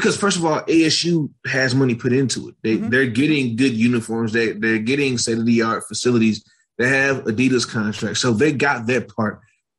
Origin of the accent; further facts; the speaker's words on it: Michigan, United States; I'm from Michigan.